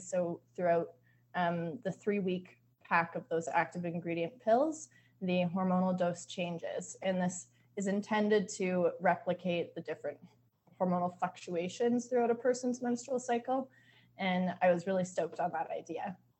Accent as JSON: {"language": "English", "region": "southwestern Ontario", "country": "Canada", "tie": "born or raised there", "also_born_or_lived": "Vancouver, British Columbia", "moved": "as an adult", "said": "I grew up in Canada, specifically in a rural town in southwestern Ontario"}